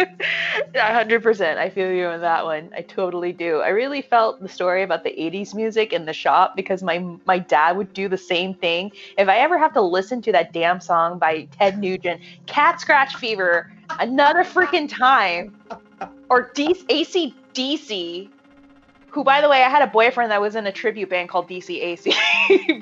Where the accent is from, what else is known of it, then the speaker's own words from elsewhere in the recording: Merthyr Tydfil, Wales, United Kingdom; my hometown of Merthyr Tydfil